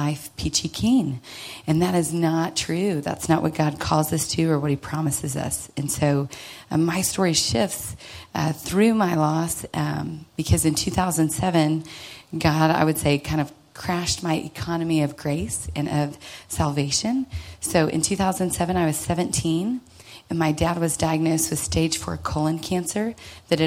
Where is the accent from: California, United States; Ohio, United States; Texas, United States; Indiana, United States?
Texas, United States; Dallas; I grew up here in Dallas to some sweet, loving parents